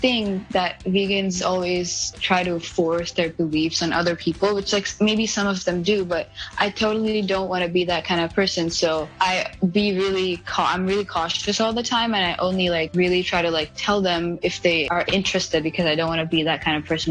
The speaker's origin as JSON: {"language": "English", "country": "India", "tie": "born or raised there", "second_language": "English", "moved": "yes"}